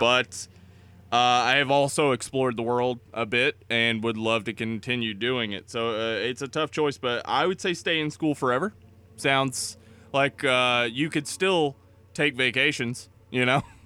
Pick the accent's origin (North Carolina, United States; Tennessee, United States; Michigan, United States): Tennessee, United States; East; I grew up in East Tennessee